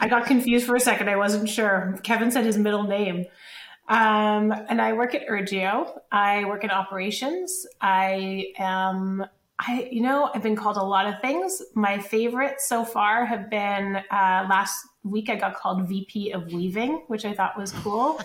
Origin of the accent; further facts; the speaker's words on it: Calgary, Alberta, Canada; moved away as an adult; also born or lived in Los Angeles; I am from Calgary originally. I grew up there, moved from there to Los Angeles when I was in my early 20s